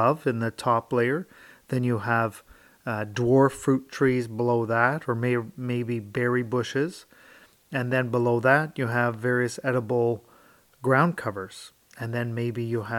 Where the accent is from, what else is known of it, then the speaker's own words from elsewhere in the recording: Sainte-Anne-de-Bellevue, Quebec, Canada; my hometown of St. Anne de Bellevue